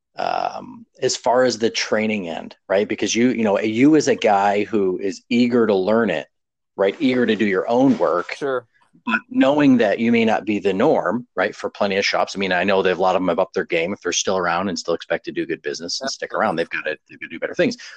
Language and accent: English; New York, United States; moved away as an adult; also born or lived in Texas; I moved to Texas from well from New York originally